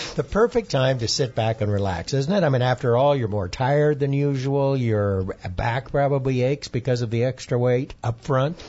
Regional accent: Iowa, United States; moved away; traditional grains like wheat, corn, and rice that we grew up on back in Iowa

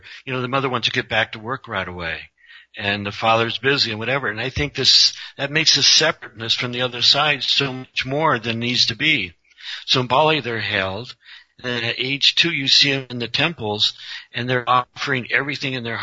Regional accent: Colorado, United States; I'm just a normal guy from Colorado

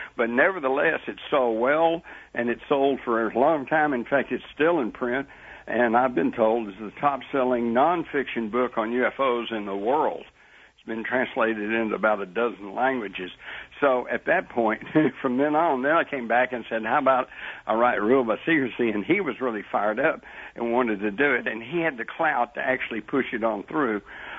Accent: Texas, United States; But let me hasten to add that, I growing up in Texas, steak was, you know, we had steak for breakfast and steak, hamburger for lunch and another steak at night.

